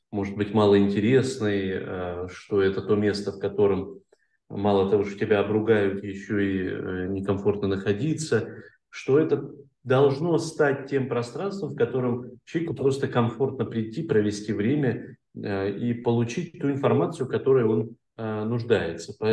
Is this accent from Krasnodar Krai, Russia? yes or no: no; Ukhta, Komi Republic, Russia; мы а, в моем родном городе, в Ухте, запускали определенные такие процессы